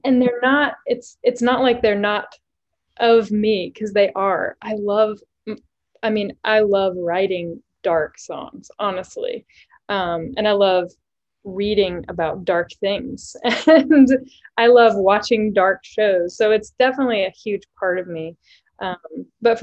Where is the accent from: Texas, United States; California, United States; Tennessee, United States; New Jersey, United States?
Tennessee, United States; East; I grew up in East Tennessee.